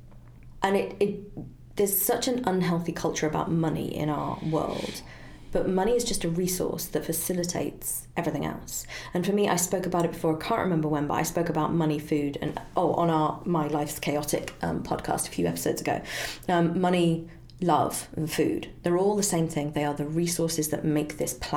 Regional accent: United Kingdom; as a Brit

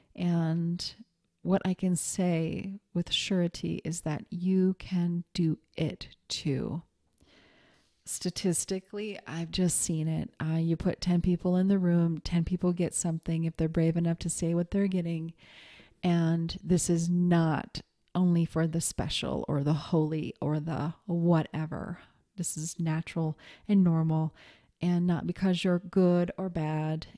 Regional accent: Montana, United States; moved away; also born or lived in New York City / Seattle; growing up in Montana

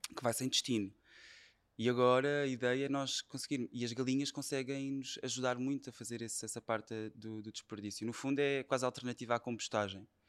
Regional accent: Setúbal, Portugal; sou de Setúbal e fui praticamente claro. educado a comer peixe

